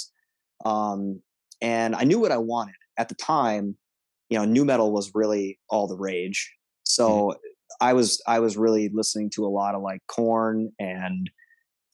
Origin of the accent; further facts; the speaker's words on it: Monticello, Minnesota, United States; I grew up out in Monticello, Minnesota.